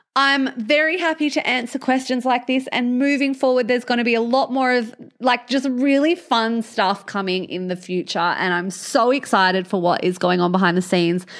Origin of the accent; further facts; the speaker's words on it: Albany, Western Australia, Australia; I'm from Albany